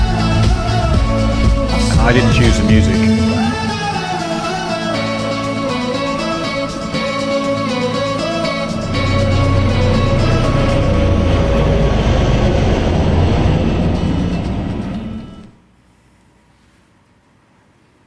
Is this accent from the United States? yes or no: no; Wales, United Kingdom; I am Welsh and not an Englishman